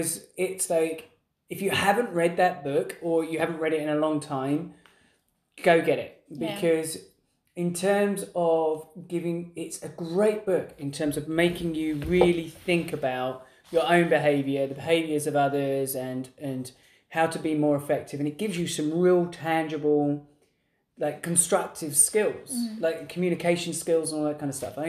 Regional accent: England, United Kingdom; we're English

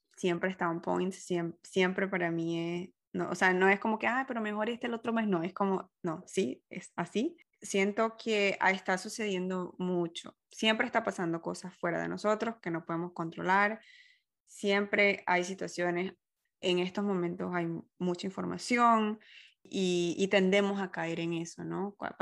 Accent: Venezuela; moved away as an adult; yo vengo de Venezuela, en donde una sola estación

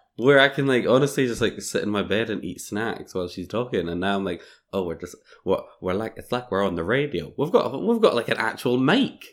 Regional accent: Scotland, United Kingdom; I'm on holiday from Scotland

